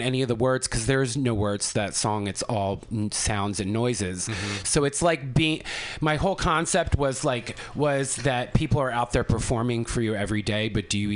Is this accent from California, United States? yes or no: no; Trenton, New Jersey, United States; moved away; I'm actually from Trenton, New Jersey